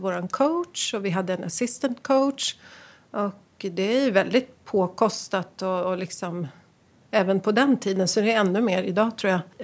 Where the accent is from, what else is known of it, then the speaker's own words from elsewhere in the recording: Västerås, Västmanland, Sweden; moved away as an adult; Jag Växte upp i Västerås Fridens Tennisklubb